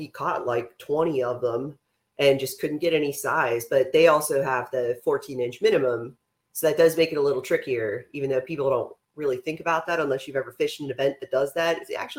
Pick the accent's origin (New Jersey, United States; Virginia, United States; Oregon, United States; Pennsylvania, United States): Pennsylvania, United States; Pittsburgh; now in Texas, United States; we're originally from Pittsburgh, Pennsylvania.